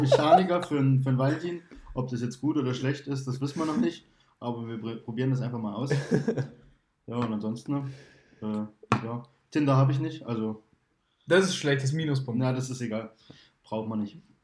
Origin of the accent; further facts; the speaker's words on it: GDR, East Germany, Germany; Ich bin halt in der DDR geboren